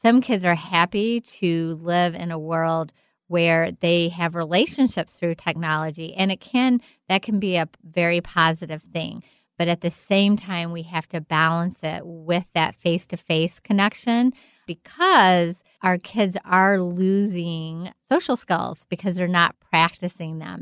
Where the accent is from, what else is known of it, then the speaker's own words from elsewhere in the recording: Kentucky, United States; I'm from Kentucky. I grew up in a very sheltered home